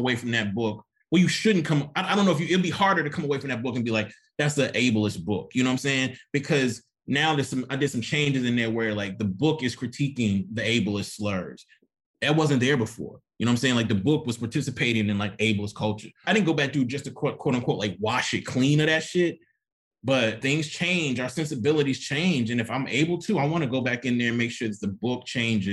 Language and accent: English; Jackson, Mississippi, United States; also born or lived in Oxford, Mississippi; I never read a book my entire life in Mississippi, in high school or middle school or elementary, where there was a Black protagonist in Black Ass Jackson